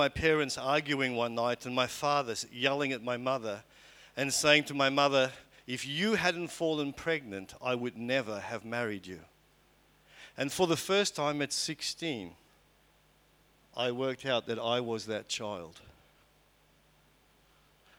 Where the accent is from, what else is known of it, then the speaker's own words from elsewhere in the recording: Port Elizabeth, Eastern Cape, South Africa; I was born in Port Elizabeth in South Africa in 1967